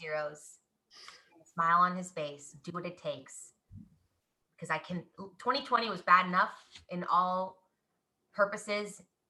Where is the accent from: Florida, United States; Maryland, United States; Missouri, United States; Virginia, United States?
Missouri, United States; Kansas City; You guys, I'm from Kansas City and I don't even have a Chiefs anything. I am literally from Kansas City.